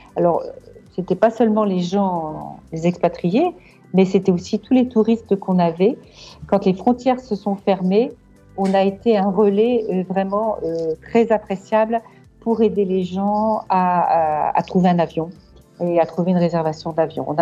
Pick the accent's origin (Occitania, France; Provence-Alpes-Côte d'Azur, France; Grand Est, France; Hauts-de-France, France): Hauts-de-France, France; Lille; moved away as an adult; now in Marrakech, Morocco; Lille, je suis une ch'ti à 100%